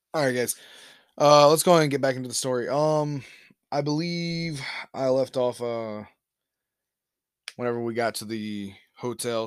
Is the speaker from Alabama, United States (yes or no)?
yes; Alabama, United States; moved away; I'm from Alabama